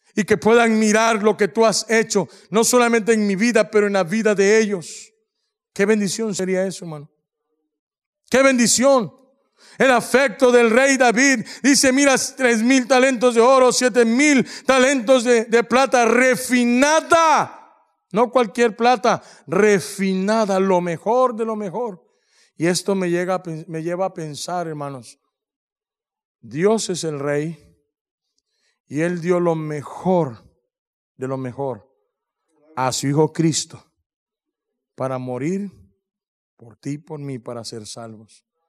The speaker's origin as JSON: {"language": "Spanish", "country": "Mexico", "said": "somos mexicanos"}